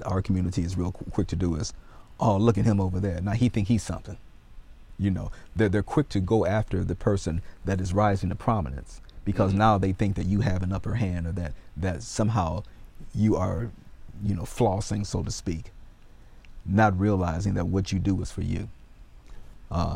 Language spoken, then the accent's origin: English; United States; accent: American; my American accent, oh, you're an American.